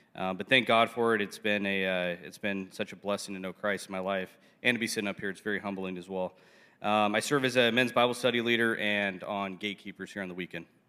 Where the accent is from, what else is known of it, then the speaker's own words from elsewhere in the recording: South Orange County, California, United States; born and raised in South Orange County, so I'm a South Orange County kid